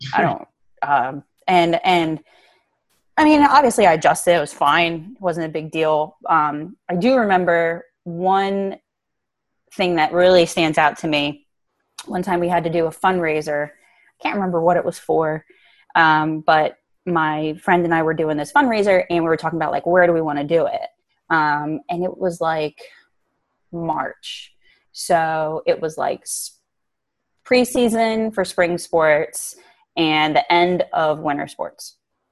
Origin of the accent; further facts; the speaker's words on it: Willingboro, New Jersey, United States; growing up in Willingboro is that I'm really grateful for it